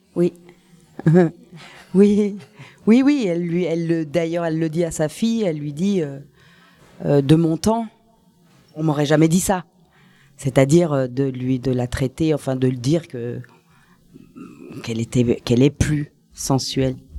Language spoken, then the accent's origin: French; Paris, Île-de-France, France; also born or lived in Switzerland; Je suis née à Paris